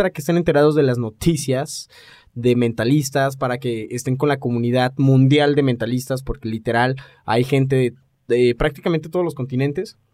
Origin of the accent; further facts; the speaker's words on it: Aguascalientes, Mexico; Les recordamos que somos de México, para los que son nos escuchan de Alaska. Ajá. Y específicamente de una pequeña ciudad que se llama Aguascalientes.